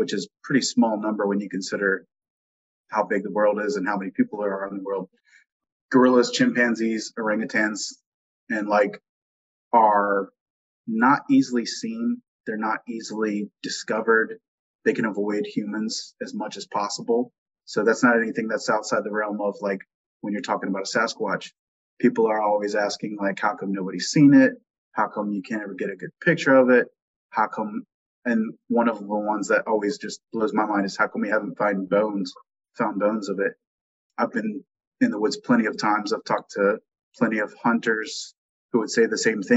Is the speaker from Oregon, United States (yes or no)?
no; Virginia, United States; I'm from, born and raised in Virginia